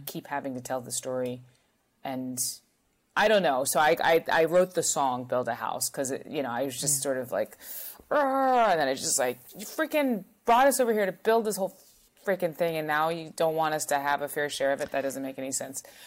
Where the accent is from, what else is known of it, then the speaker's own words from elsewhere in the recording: North Carolina, United States; I was from North Carolina. I am from North Carolina